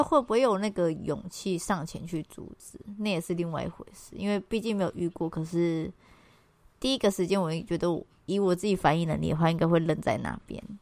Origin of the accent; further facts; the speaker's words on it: Taiwan; 他们也都是我们台湾人